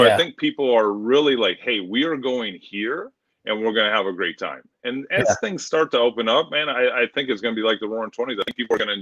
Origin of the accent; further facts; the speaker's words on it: Michigan, United States; moved away; I grew up in Michigan, graduated in 96, and played football